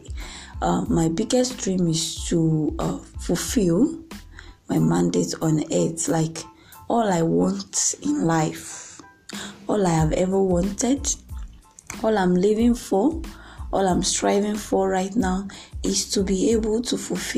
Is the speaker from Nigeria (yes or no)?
yes; Nigeria; from Nigeria, my home country